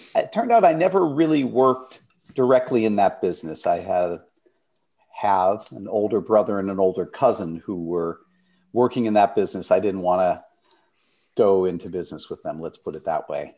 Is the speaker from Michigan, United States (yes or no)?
yes; Detroit, Michigan, United States; moved away as an adult; I was born in Detroit, Michigan